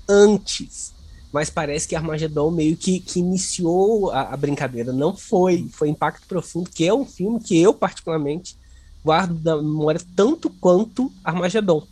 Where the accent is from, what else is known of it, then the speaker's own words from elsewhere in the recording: Volta Redonda, Rio de Janeiro, Brazil; Volta Redonda, cidade de onde eu sou.